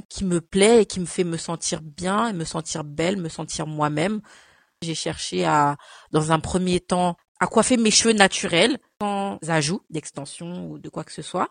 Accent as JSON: {"language": "French", "country": "France", "tie": "born or raised there", "also_born_or_lived": "Cameroon", "said": "je suis née au Cameroun et je suis arrivée en France à l'âge de 5 ans"}